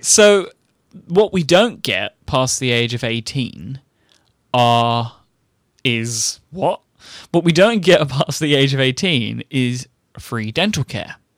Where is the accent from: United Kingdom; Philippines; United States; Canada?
United Kingdom; I'm British